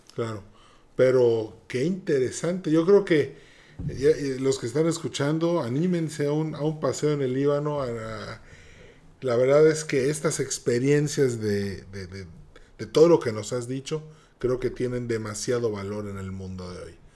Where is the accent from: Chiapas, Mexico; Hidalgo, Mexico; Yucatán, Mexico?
Yucatán, Mexico; soy yucateco